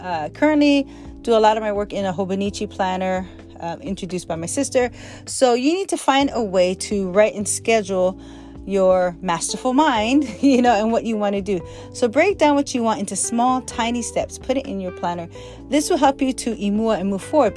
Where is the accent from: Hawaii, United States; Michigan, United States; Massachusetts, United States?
Hawaii, United States; As a child growing up in Hawaii